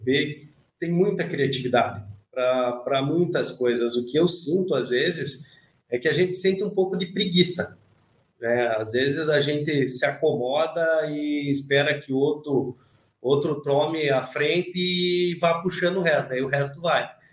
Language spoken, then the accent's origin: Portuguese; Almirante Tamandaré, Paraná, Brazil; also born or lived in Curitiba; Eu agora estou em Curitiba, mas eu sou da região de Almirante Tamandaré.